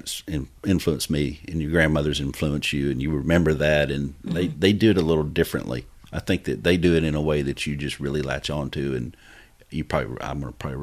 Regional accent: Midland, Michigan, United States; We grew up in Midland, Michigan

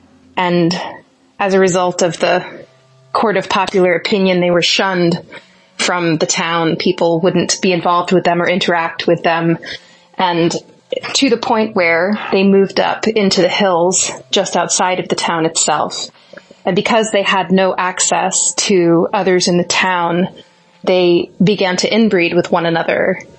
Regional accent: Meadville, Pennsylvania, United States; In my hometown of Meadville, Pennsylvania

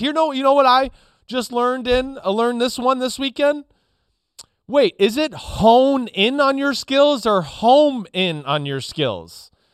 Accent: New Jersey, United States; up here where I grew up in in New Jersey

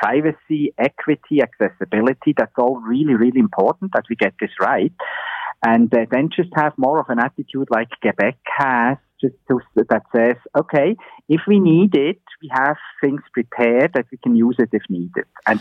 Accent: Switzerland; now in Ontario, Canada; my home country, in Switzerland

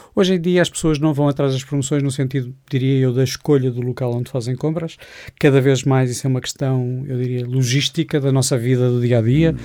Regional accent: Porto, Norte, Portugal; now in Lisbon, Portugal; Eu, eu, sou portuense, vivo em Lisboa

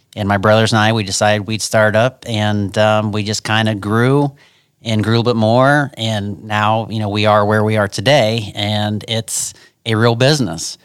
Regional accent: Ashland, Ohio, United States; I'm from Ashland, Ohio.

